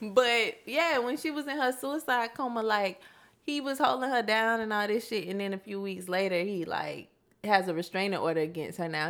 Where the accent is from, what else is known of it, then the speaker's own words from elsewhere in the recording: Florida, United States; I come from Florida